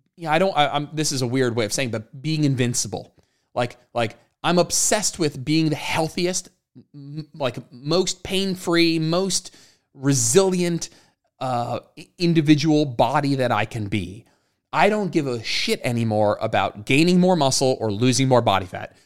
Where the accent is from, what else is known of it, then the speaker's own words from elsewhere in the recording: New Jersey, United States; moved away as an adult; also born or lived in Austin, Texas; now in Raleigh, United States; both Jenna and I grew up in New Jersey